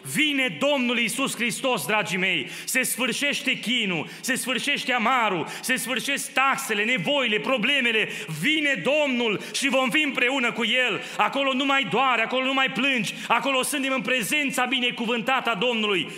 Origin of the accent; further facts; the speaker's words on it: Romania; now in Kitchener, Canada; Ca și români, crescând în România